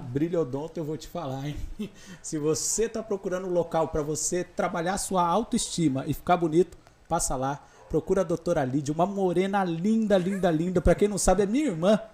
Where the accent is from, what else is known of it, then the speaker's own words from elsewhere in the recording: Mogi das Cruzes, São Paulo, Brazil; eu nasci lá em Itaiaçupeba, né? Então eu sou daquela região ali, sou da zona rural